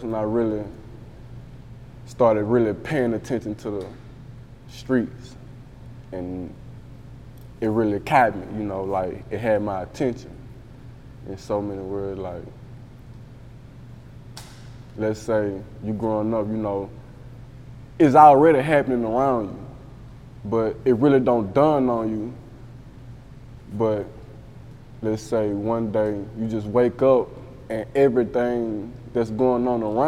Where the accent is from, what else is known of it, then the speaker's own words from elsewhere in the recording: Baton Rouge, Louisiana, United States; I'm from Dixie